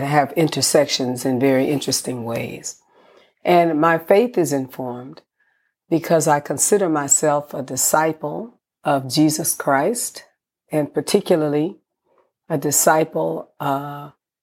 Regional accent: San Francisco, California, United States; born in San Francisco, California

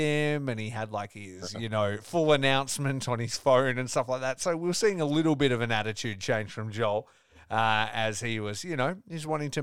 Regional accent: Australia; I'm Australian

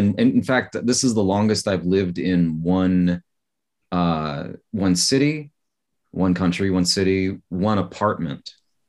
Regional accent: United States; moved away as an adult; now in Seoul, South Korea; America, my country, my nationality, my place of birth

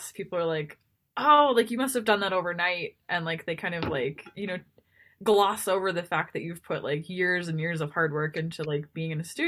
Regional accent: Texas, United States; now in Montana, United States; I grew up in Texas

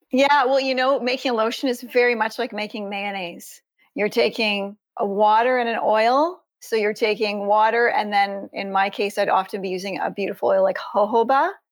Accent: Ontario, Canada; I live in Canada. I'm from Ontario.

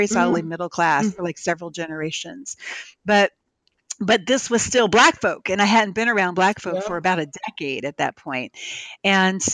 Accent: Cape May, New Jersey, United States; also born or lived in Philadelphia, Pennsylvania; I moved from Philly down to Cape May, New Jersey

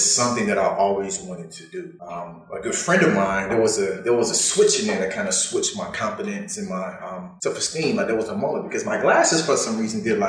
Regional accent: Atlanta, Georgia, United States; we were on the east side of Atlanta, so Golden Glide was our home

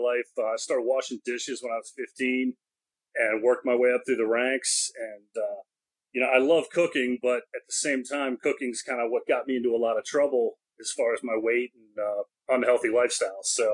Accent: Maryland, United States; I'm an East Coast guy, I'm from Maryland

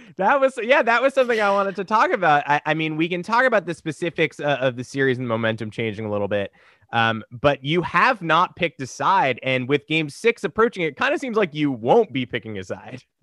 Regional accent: Westchester, New York, United States; born or raised there

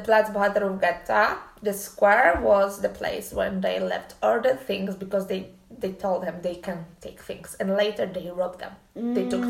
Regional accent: Bielsko-Biała, Silesian Voivodeship, Poland; English is a second language; now in Krakow, Poland; Bielsko, I love Bielsko. This is my hometown.

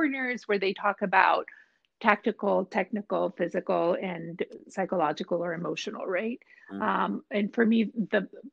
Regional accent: Mexico; moved away as an adult; now in United States; I'm originally from Mexico, so I worked in Mexico

